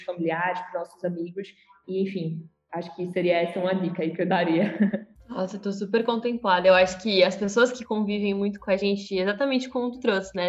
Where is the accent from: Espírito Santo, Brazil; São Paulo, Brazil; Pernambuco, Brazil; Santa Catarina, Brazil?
Santa Catarina, Brazil; venho de Santa Catarina